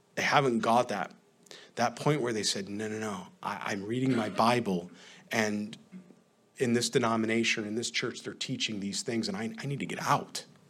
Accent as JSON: {"language": "English", "region": "upstate New York", "country": "United States", "tie": "born or raised there", "moved": "yes", "said": "When, when my wife and I go back upstate, a lot of times, New York, sometimes they'll have different events or weddings or baptism, and I'll go back into the Catholic Church, right? And certainly there's fond memories there. I mean, I grew up in that church"}